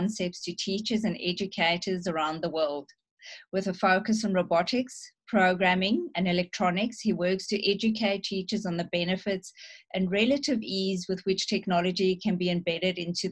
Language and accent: English; South Africa; I'm South African